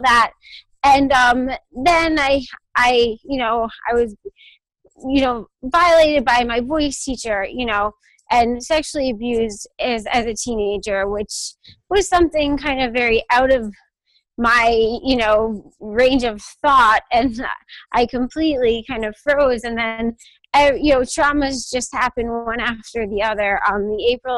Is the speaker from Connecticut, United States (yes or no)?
yes; Connecticut, United States; also born or lived in New York; I'm from Connecticut. And that's kind of where I've been.